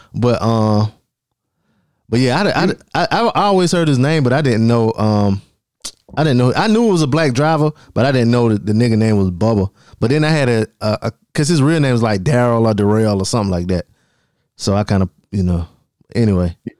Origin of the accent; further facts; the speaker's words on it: Darlington, South Carolina, United States; that's my hometown for y'all listening that ain't from around here. Darlington, South Carolina